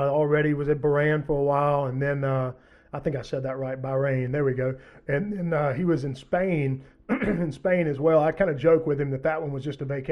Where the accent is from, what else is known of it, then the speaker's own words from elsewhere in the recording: Mississippi, United States; I'm from Mississippi, born and raised here, lived here my whole life